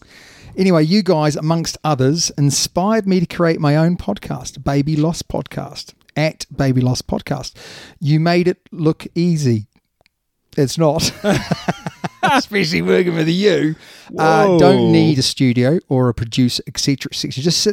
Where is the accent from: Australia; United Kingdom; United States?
United Kingdom; born there; now in Sussex, United Kingdom; I am British by birth, but Kiwi by heart.